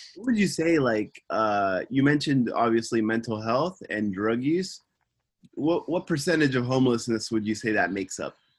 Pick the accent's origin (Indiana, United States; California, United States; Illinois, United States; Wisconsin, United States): California, United States; Simi Valley; now in Tokyo, Japan; I'm from Simi Valley, California, and I'm living in Tokyo